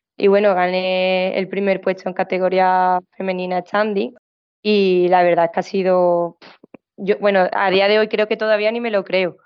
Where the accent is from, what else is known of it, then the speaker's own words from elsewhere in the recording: Seville, Andalusia, Spain; yo soy de Sevilla